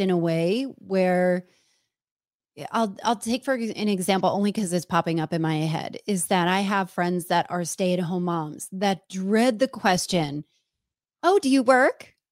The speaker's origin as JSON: {"language": "English", "region": "New Jersey", "country": "United States", "said": "I'm from New Jersey"}